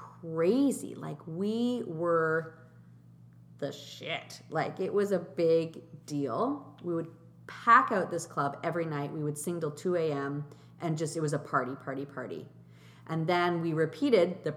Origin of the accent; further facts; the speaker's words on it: Markham, Ontario, Canada; also born or lived in Switzerland / Germany; we moved to Canada and lived in Milliken Mills, Warden and Steeles, and, went to school